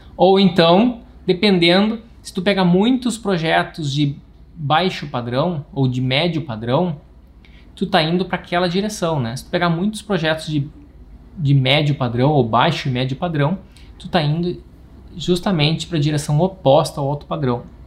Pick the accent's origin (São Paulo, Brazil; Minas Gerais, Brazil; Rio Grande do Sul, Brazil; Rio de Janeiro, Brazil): Rio Grande do Sul, Brazil; Não sei se tem algum gaúcho por aqui, eu sou o único